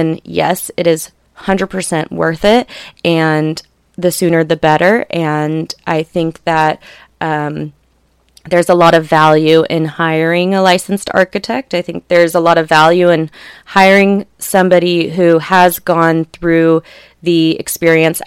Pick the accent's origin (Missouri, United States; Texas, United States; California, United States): California, United States; La Jolla; Growing up in La Jolla